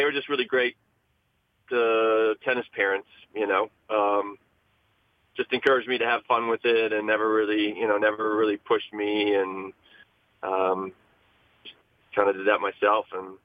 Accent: Wisconsin, United States; I grew up in Wisconsin and just playing tournaments

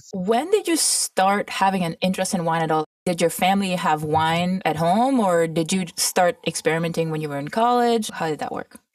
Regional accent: Mauritius; also born or lived in Toronto / California; now in United States; I grew up in Mauritius, which is a tiny tropical island

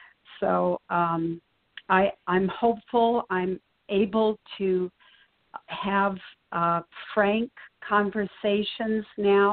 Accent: New York, United States; As a New Yorker, yes, it's fathomable

